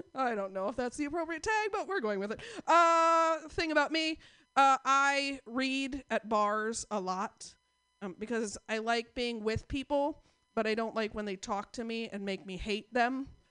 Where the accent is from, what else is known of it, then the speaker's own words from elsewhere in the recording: Portland, United States; I am from Portland